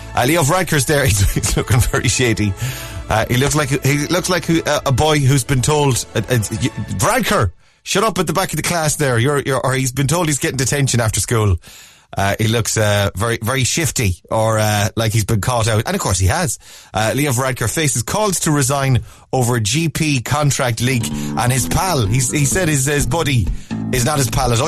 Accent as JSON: {"language": "English", "area": "Mayo", "region": "Connacht", "country": "Ireland", "also_born_or_lived": "Dublin", "moved": "as an adult", "lives_now": "Cork, Ireland", "said": "I'm from Mayo. Uh, a house in Dublin, lived in Dublin for years, Working in Cork"}